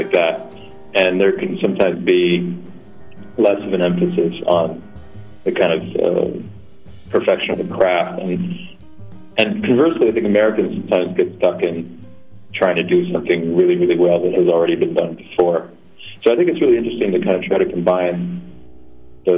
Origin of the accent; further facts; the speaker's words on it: France; moved away as an adult; also born or lived in Scotland; now in New York, United States; I was born in France. My folks are from Oregon, but I was born there, and I grew up there, lived there till I was 18.